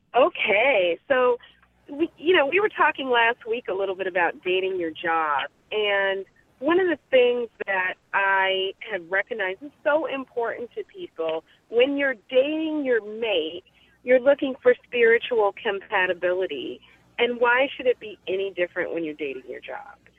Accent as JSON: {"language": "English", "region": "California", "country": "United States", "said": "I'm a Californian"}